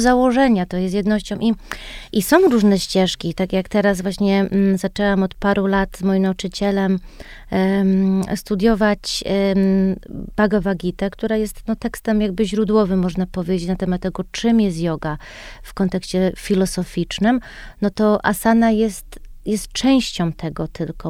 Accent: United States; moved away as an adult; now in Poland; wychowałam się w Stanach i wróciłam do Polski, jak miałam 22 lata po studiach.

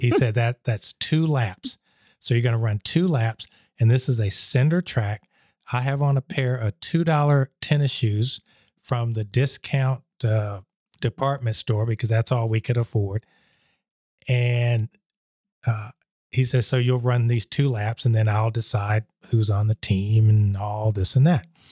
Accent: Columbus, Georgia, United States; moved away; also born or lived in Germany; I was at Marshall Junior High School, which is, uh, in Columbus, Georgia

